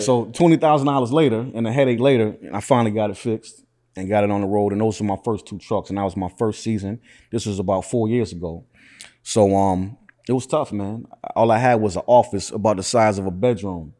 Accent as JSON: {"language": "English", "town": "Syracuse", "region": "New York", "country": "United States", "tie": "born or raised there", "said": "I was born and raised in Syracuse"}